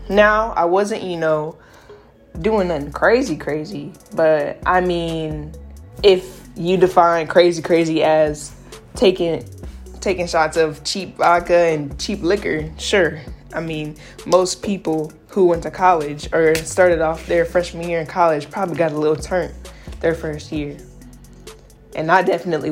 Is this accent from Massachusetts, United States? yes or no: no; South Carolina, United States; moved away as an adult; also born or lived in Alabama; I moved from South Carolina to Alabama